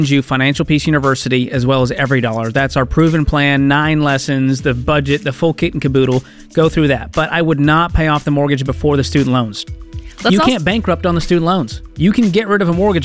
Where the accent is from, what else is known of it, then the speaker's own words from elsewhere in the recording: Massachusetts, United States; my hometown there in Massachusetts.